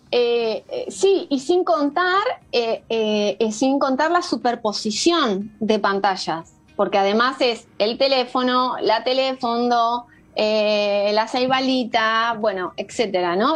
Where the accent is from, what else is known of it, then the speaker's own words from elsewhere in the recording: Coronel Pringles, Buenos Aires Province, Argentina; moved away as an adult; now in Uruguay; me crié en un campo eh, a que queda a 600 kilómetros de, la ciudad de Buenos Aires, que se llama Coronel Pringles